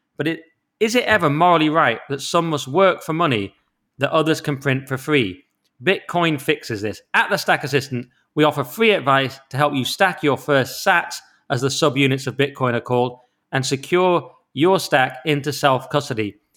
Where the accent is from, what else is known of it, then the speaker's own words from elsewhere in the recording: the Lakes, North West England, United Kingdom; my hometown of the lakes